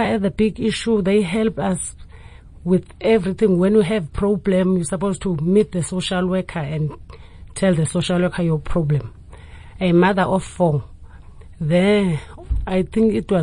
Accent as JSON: {"language": "English", "region": "Eastern Cape", "country": "South Africa", "second_language": "English", "moved": "as an adult", "lives_now": "Cape Town, South Africa", "said": "I'm coming from Eastern Cape as from 1999, after my mother was passing away."}